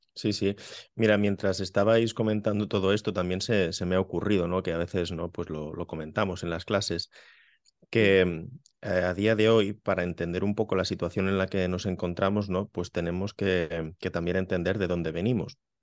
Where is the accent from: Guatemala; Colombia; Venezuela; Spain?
Spain; Benissanet, Catalonia; aquí en, en mi pueblo, en Benisanet